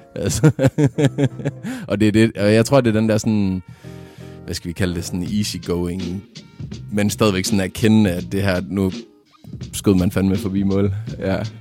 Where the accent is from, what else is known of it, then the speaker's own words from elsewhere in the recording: Vendsyssel, North Denmark Region, Denmark; jeg er fra Jørgen, lidt længere nordpå, oppe i, i Vendsyssel